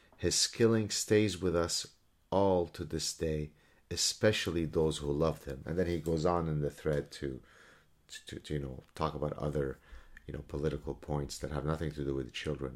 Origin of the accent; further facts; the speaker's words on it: Canada; as a Canadian